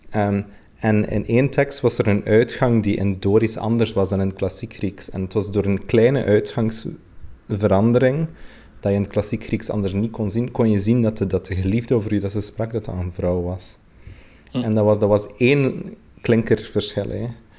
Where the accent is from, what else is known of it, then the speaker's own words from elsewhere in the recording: West Flanders, Belgium; ik ben misschien uit West-Vlaanderen